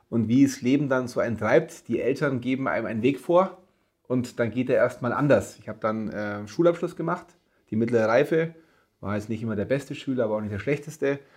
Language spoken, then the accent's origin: German; Augsburg, Bavaria, Germany; also born or lived in Cologne; ich bin geboren in Augsburg, gebürtiger Augsburger war dann mit äh, zwölf Mal für sechs Jahre in Köln, bin aber dann wieder hier in meine Heimat